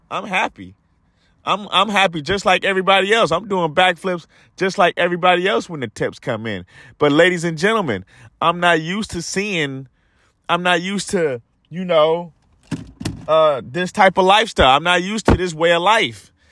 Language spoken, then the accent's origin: English; United States; we as Americans